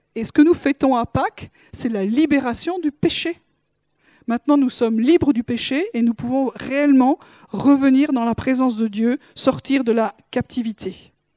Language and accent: French; France; en tant que Français